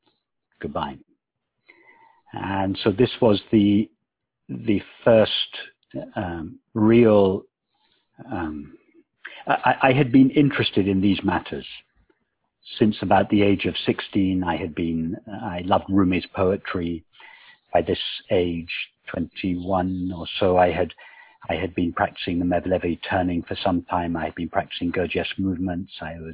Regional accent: England, United Kingdom; Yes, very much so. I was brought up, although my father was not at all religious.

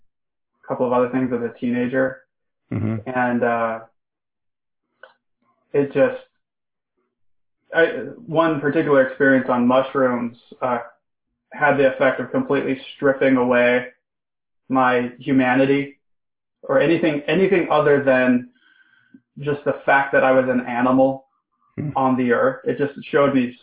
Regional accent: Salt Lake City, Utah, United States; I'm from Salt Lake City, Utah, and nobody I knew at the time was interested in those things.

